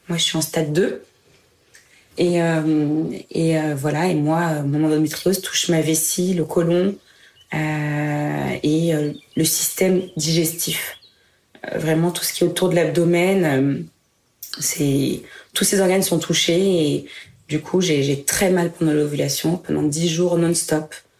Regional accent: Reims, Grand Est, France; Je suis née à Reims, en Champagne-Ardenne

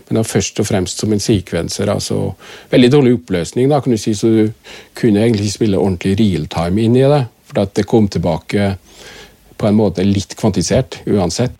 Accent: Kristiansund, Møre og Romsdal, Norway; moved away as an adult; jeg kommer fra Kristiansund og gikk på til og med gymnas

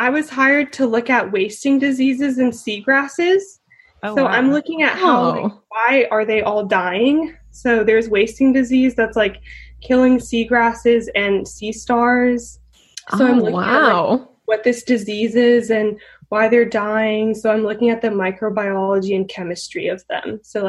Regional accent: Atlanta, Georgia, United States; now in Bodega Bay, United States; Yeah, I came from Atlanta. So I live on Bodega Bay

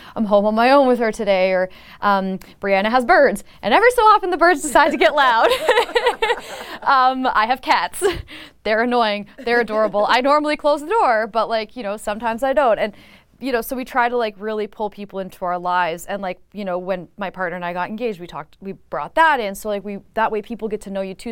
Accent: Niagara, Ontario, Canada; I'm from Niagara

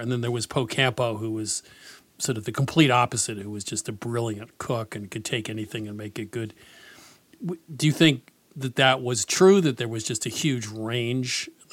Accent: the East, United States; I'm from the East

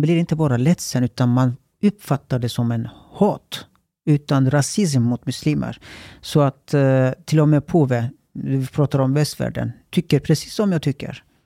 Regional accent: Turkey; Swedish is a second language; now in Sweden; jag är uppvuxen i Turkiet

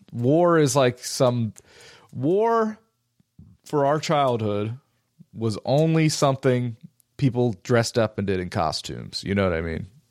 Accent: United States; being an American

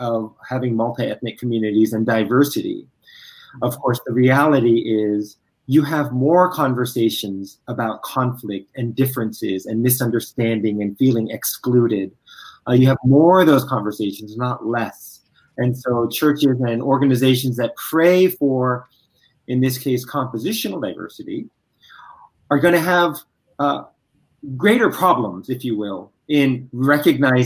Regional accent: Virginia, United States; I was born in Virginia

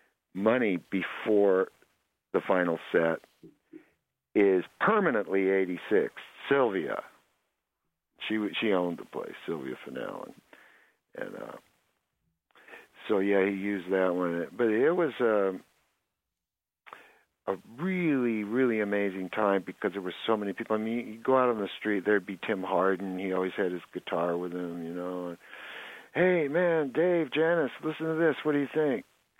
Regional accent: San Luis Obispo, California, United States; She came from Port Arthur, Texas for the Beats, and I came from San Luis Obispo for the Beats, and we met each other right away.

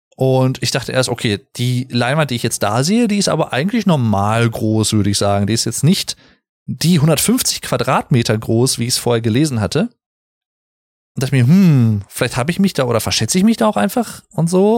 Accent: Sauerland, North Rhine-Westphalia, Germany; ich komme aus dem Sauerland

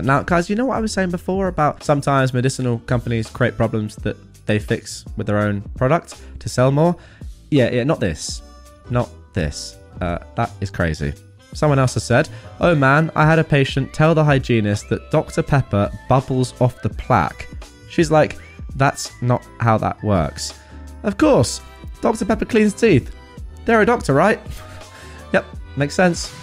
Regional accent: England, United Kingdom; I'm English

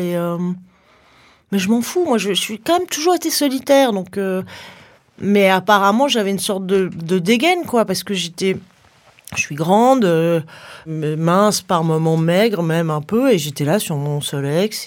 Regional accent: Paris, Île-de-France, France; j'habite à Paris, je suis née à Paris

